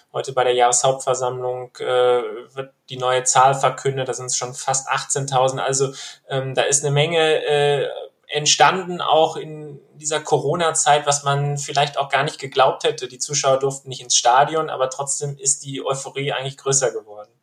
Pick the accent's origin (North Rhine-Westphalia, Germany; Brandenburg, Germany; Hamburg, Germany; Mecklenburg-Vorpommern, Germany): North Rhine-Westphalia, Germany; Bochum; Ich bin äh, tatsächlich auch in Bochum geboren